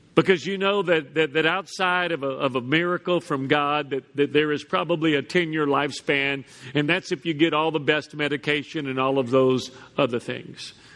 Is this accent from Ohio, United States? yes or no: no; Houston, Texas, United States; growing up in Houston